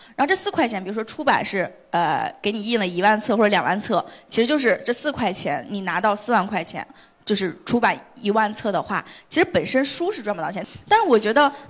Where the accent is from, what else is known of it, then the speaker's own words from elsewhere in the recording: Hebei, China; moved away as an adult; also born or lived in Beijing; 我其实是毕业是在河北的一个小城市，我也是河北人